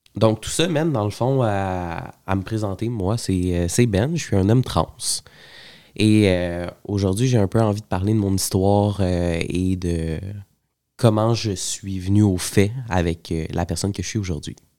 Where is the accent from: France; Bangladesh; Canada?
Canada; Montreal, Quebec; je suis né euh, à Montréal, à l'hôpital Saint-Luc